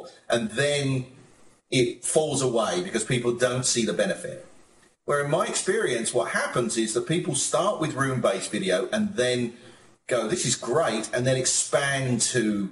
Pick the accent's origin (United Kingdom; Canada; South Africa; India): United Kingdom; moved away as an adult; also born or lived in United States; as a Brit, when I first came to America